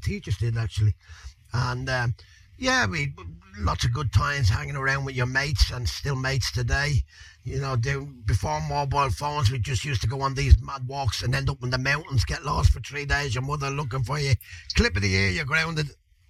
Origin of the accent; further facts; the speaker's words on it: Dublin, Leinster, Ireland; I'm Irish. I'm Irish. I was raised basically in Crumlin, but I think I was born out in the Coombe, up there in Cork Street, and we brought up, we moved around a little bit, I think Liberties and all that, so inner city